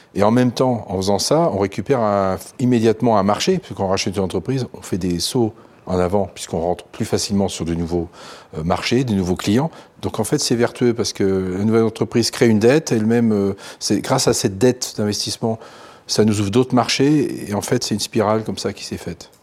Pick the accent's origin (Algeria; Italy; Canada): Italy; northern Italy; now in France; je viens du nord de l'Italie.